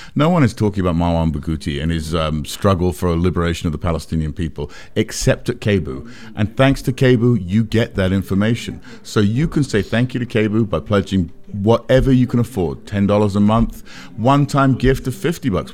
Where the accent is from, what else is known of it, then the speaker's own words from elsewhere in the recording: England, United Kingdom; now in United States; I grew up in England where they censored movies and T V